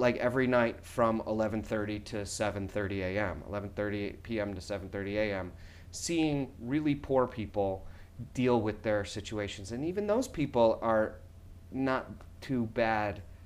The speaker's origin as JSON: {"language": "English", "town": "Schaumburg", "region": "Illinois", "country": "United States", "tie": "born or raised there", "moved": "yes", "lives_now": "New York, United States", "said": "growing up in Schaumburg"}